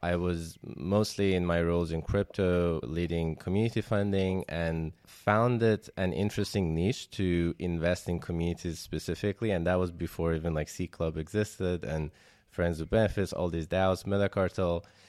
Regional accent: Iran; moved away as an adult; also born or lived in Germany; I was born in Iran and then I left around two thousand eleven to study robotics in Germany

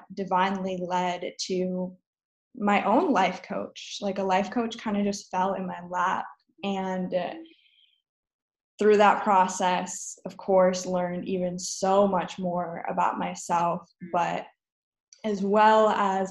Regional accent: Minnesota, United States; also born or lived in Wisconsin; I grew up in Minnesota and I went to college in Wisconsin

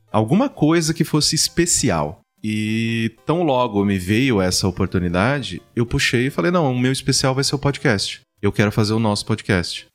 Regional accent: Mococa, São Paulo, Brazil; now in São Paulo, Brazil; Vim do interior, eu sou do interior de São Paulo, né? Sou de Mococa

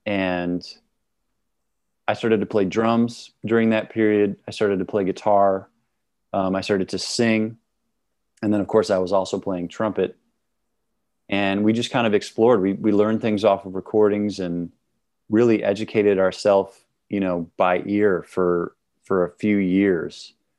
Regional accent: Milwaukee, Wisconsin, United States; now in Brooklyn, United States; I'm from Milwaukee, Wisconsin.

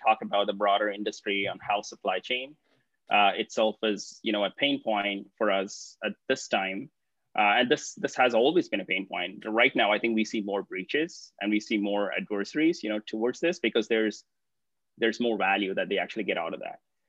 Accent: Hyderabad, Telangana, India; a city called Hyderabad. And this happens to be my hometown

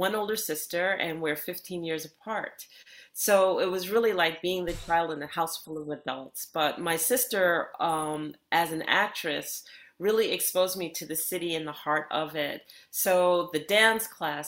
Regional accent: New York City, New York, United States; I grew up in Bayside, New York, and that is New York City in Queens

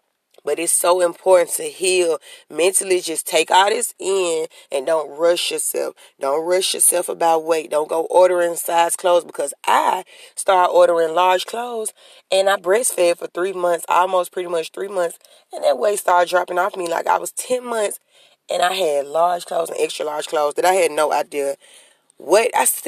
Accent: New Orleans, Louisiana, United States; I mean, me personally, I'm from Central City Projects.

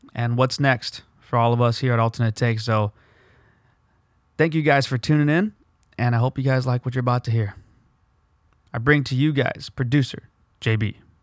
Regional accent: Southern California, United States; we grew up in the belly of the beast. We grew up in Southern California

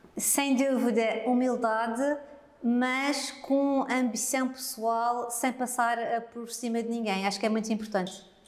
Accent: Madeira, Portugal; como madeirense

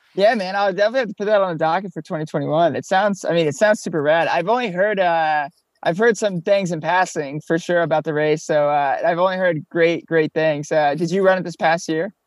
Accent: Florida, United States; moved away as an adult; also born or lived in Colorado / Oklahoma; now in New York City, United States; We grew up down here in Florida.

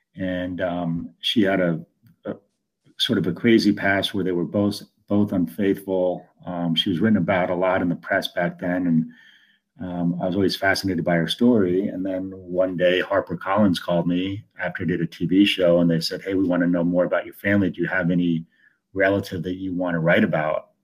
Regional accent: Italy; now in United States; I was born in Italy, but I'm the, I'm in the United States

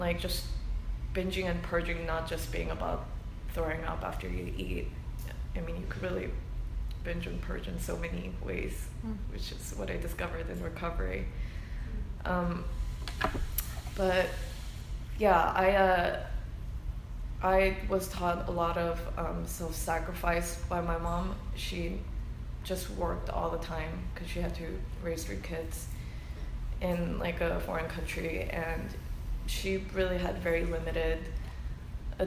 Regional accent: United States; I'm Korean American

